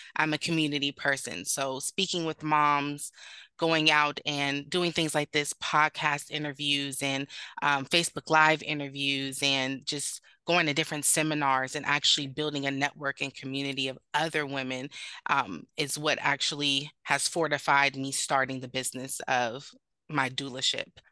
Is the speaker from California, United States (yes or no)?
yes; Sacramento, California, United States; moved away as an adult; also born or lived in North Carolina; I am originally from Sacramento, California, where I'm currently based at.